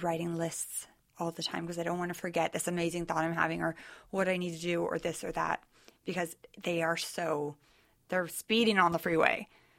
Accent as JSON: {"language": "English", "town": "Sacramento", "region": "California", "country": "United States", "lives_now": "Southern California, United States", "said": "Northern California."}